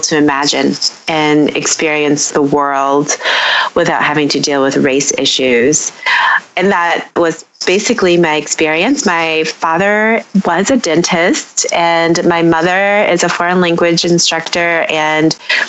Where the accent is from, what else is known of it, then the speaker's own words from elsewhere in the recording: Detroit, Michigan, United States; I am a born and raised Detroiter. I am living here now.